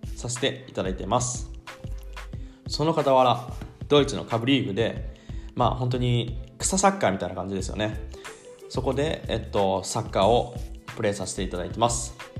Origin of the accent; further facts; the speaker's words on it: Shizuoka, Japan; moved away as an adult; now in Cologne, Germany; 静岡県出身